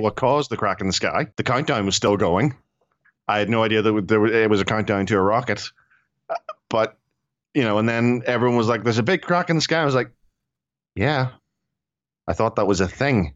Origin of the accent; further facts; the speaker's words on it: Ireland; I'm Irish and we're cheap.